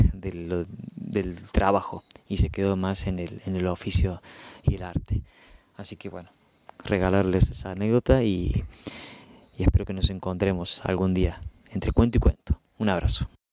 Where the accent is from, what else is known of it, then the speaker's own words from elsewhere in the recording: Córdoba, Argentina; soy narrador de Córdoba, Argentina